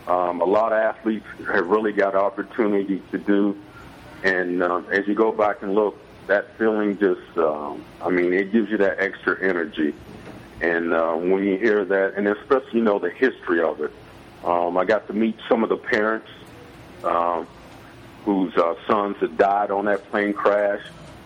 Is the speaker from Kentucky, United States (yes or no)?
yes; Louisville, Kentucky, United States; Since I was born there in Louisville